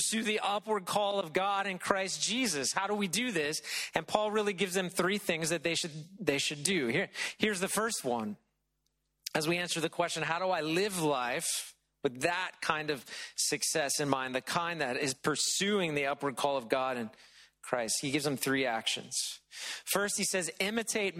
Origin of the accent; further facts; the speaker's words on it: Middle Tennessee, United States; moved away; When I was a kid growing up in Middle Tennessee